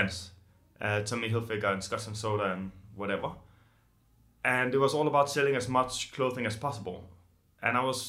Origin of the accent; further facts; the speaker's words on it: Copenhagen, Capital Region of Denmark, Denmark; moved away as an adult; now in Amsterdam, Netherlands; I'm originally from Copenhagen